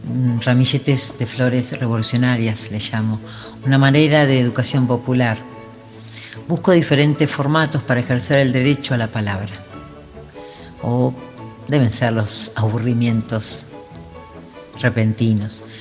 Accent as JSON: {"language": "Spanish", "town": "Chacabuco", "region": "Buenos Aires Province", "country": "Argentina", "tie": "born or raised there", "also_born_or_lived": "La Plata", "moved": "as an adult", "lives_now": "Chos Malal, Argentina", "said": "Nací en Chacabuco, provincia de Buenos Aires. Allí viví 17 años"}